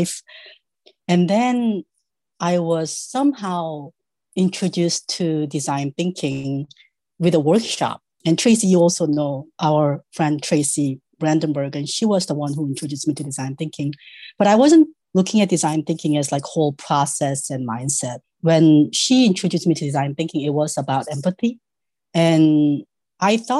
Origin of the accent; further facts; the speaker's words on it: South Korea; moved away as an adult; now in United States; I was born in South Korea. I came to US to study